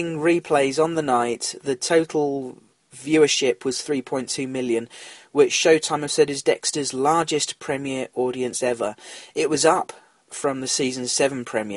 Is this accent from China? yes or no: no; England, United Kingdom; I am English